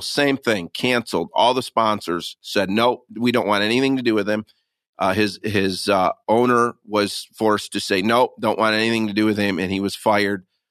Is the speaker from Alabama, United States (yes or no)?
no; Michigan, United States; I'm born and raised in Michigan